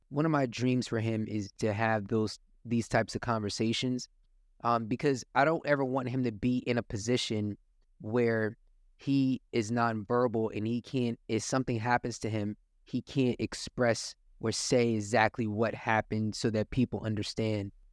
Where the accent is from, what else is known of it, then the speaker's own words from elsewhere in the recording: Willingboro, New Jersey, United States; Willowboro is the town that I grew up